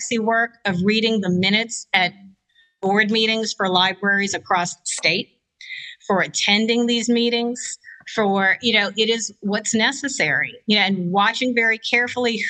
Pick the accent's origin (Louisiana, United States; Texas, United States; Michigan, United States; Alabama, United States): Louisiana, United States; Lower Plaquemines Parish; as a kid, I grew up in Lower Plaquemines Parish, so the tip of the boot of Louisiana